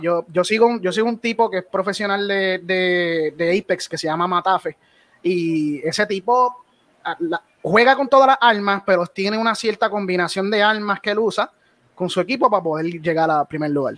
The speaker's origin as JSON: {"language": "Spanish", "country": "Puerto Rico", "said": "yo soy de Puerto Rico"}